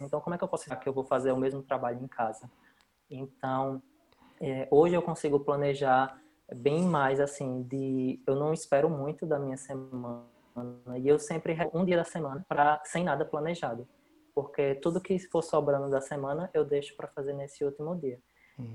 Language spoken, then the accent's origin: Portuguese; Brazil; moved away as an adult; eu saí do Brasil